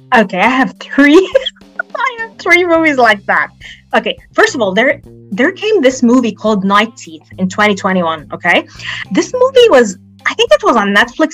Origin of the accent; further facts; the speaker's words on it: Alexandria, Alexandria Governorate, Egypt; I'm from Alexandria, Egypt, and I'm a poet